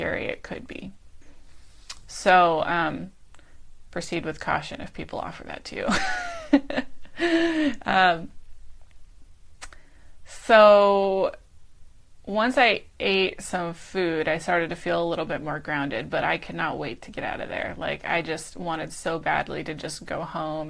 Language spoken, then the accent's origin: English; Pennsylvania, United States; moved away as an adult; now in Aptos, United States; my hometown in Pennsylvania